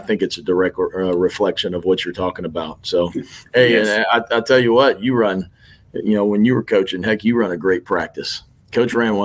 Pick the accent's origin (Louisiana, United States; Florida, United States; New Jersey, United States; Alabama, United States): Louisiana, United States; Lake Charles; So I grew up in Lake Charles, Louisiana. I think I moved there when I was probably fourth or fifth grade